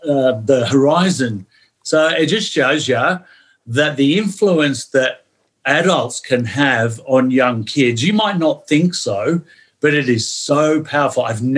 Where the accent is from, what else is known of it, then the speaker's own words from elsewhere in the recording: Dandenong, Victoria, Australia; accent: Pommy; also born or lived in Manchester, England / St Helens, England; so that's where I grew up, Dandenong, Hallam, Dufton, played for Dandenong City.